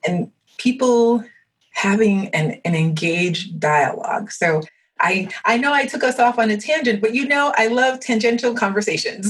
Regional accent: United States; first language French; English is a second language; although I was born in the United States, I left when I was two months old, and I didn't come back till I was two and a half.

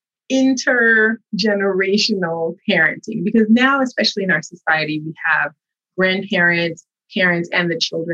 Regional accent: United States; I was born here, raised here, but also raised in a household that was a Haitian household

